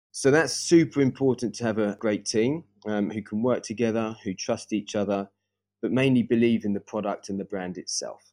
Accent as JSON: {"language": "English", "town": "Brighton", "region": "South East England", "country": "United Kingdom", "tie": "born or raised there", "also_born_or_lived": "Paris, France", "moved": "as an adult", "lives_now": "Stockholm, Sweden", "said": "I actually grew up in Brighton, just south of London, with my family."}